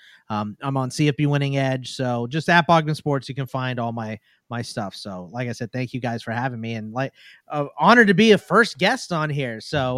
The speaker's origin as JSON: {"language": "English", "town": "Houston", "region": "Texas", "country": "United States", "tie": "born there", "said": "So I was born in Houston."}